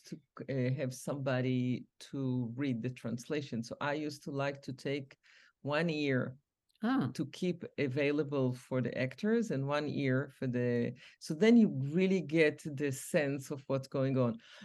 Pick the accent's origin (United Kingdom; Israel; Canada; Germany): Israel; moved away as an adult; also born or lived in New York; now in United States; when we grew up in Israel, everybody brought their own culture from their own motherland